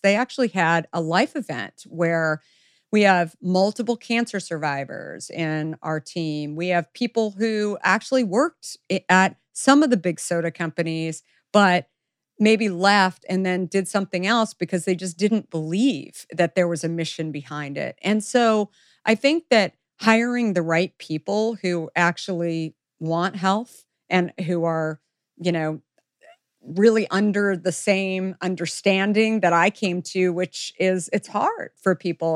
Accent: the West, United States; I grew up in the West

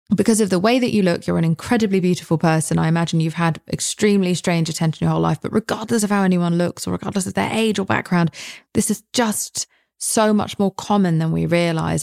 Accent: United Kingdom; I'm British

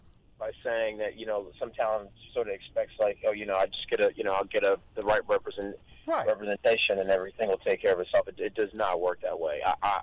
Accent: Long Beach, California, United States; I grew up not that far from Snoop, honestly. I grew up a couple, two, three blocks over from where he grew up.

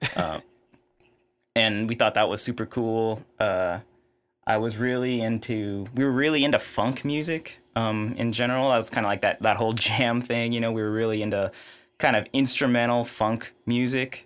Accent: Houston, Texas, United States; I grew up in Houston, Texas, uh, kind of the suburbs of Houston

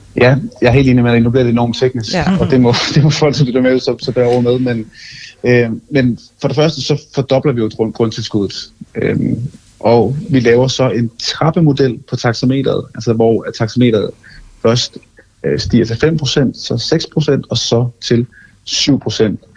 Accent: Funen, Southern Denmark, Denmark; jeg som fynbo

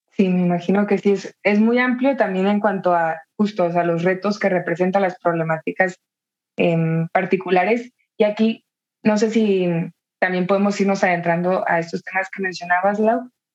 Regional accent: Tijuana, Baja California, Mexico; yo soy de Tijuana y para mí también, pues la realidad de la migración estuvo muy presente desde, desde chica

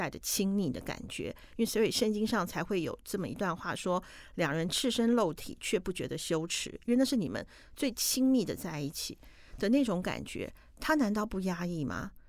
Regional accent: Taiwan; 可是我们台湾人一定懂。

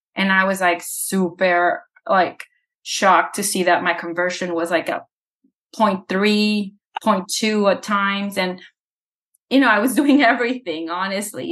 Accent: El Salvador; moved away; I was born in El Salvador

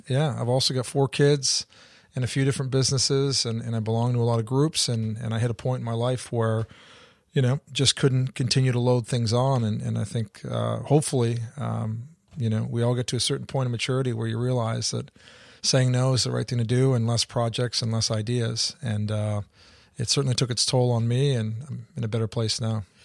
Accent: Canada; moved away as an adult; also born or lived in England / Australia; I grew up in Canada, so I spent the first nineteen years of my life there

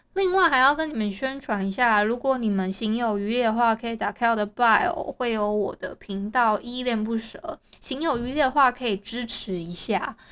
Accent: Hualien County, Taiwan; 因为我是花莲人嘛

